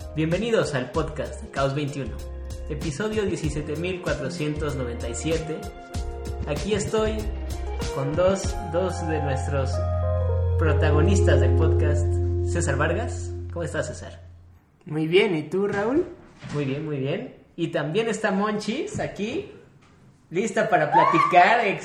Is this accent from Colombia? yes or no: no; Mexico; somos los mexicanos